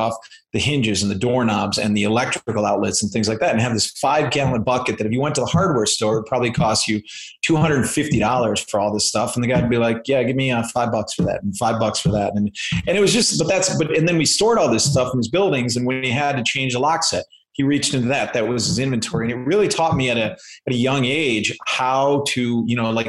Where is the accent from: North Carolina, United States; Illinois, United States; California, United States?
Illinois, United States; Chicago; I grew up in Chicago and Chicago area, I should say, the suburbs of Chicago.